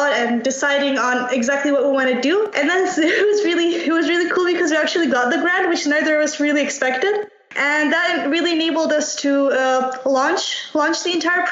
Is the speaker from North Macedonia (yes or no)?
yes; Bitola, North Macedonia; moved away as an adult; now in Wrocław, Poland; I also come from Macedonia, but from another town, from Bitola.